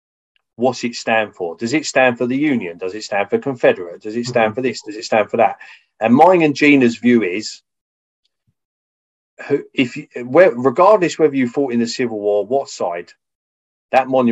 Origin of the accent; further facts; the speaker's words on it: Folkestone, South East England, United Kingdom; my hometown of Folkestone